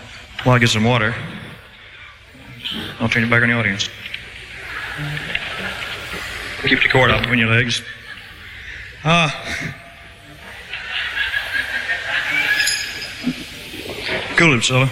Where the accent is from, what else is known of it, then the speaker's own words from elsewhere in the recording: Memphis, Tennessee, United States; Memphis, my hometown